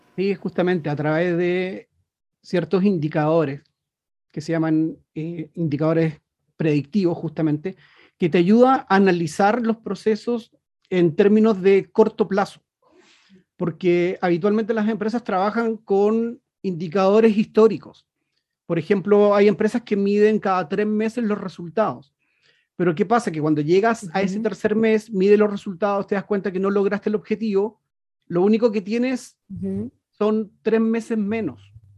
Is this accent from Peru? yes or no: no; Chile; also born or lived in Punta Arenas, Chile; Yo soy un chileno que vive aquí en la Patagonia, muy cerquita de la Antártica, en la ciudad de Punta Arenas.